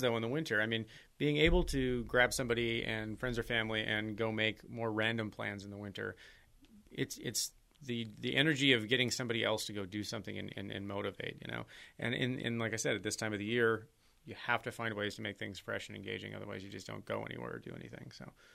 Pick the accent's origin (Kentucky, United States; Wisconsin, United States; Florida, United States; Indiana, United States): Wisconsin, United States; Green Bay; moved away; my hometown in Green Bay